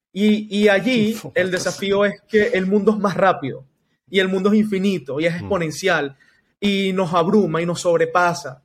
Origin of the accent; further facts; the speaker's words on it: Venezuela; Lo vivimos nosotros como venezolanos, Nelson, en, acá en Venezuela